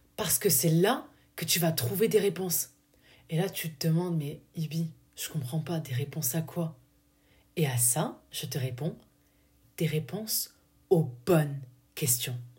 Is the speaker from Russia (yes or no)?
no; southern France, France; accent: du sud; mon accent du sud est ressorti